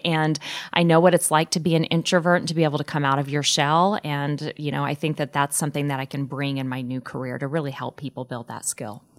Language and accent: English; Wellington, Kansas, United States; now in Omaha, United States; my hometown of Wellington, Kansas, a town of about eight or nine thousand